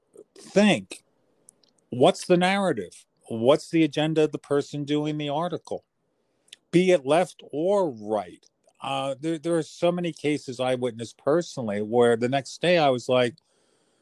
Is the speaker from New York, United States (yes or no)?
no; New Jersey, United States; I was born and raised in Jersey